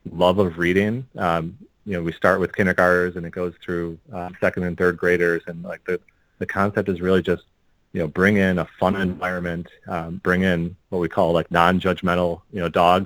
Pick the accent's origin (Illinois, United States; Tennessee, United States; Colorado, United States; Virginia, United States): Illinois, United States; Park Ridge; we grew up in Park Ridge, a northwest suburb of Chicago